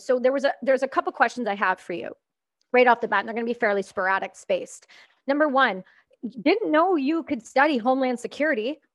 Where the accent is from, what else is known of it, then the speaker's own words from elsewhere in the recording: Canada; I'm Canadian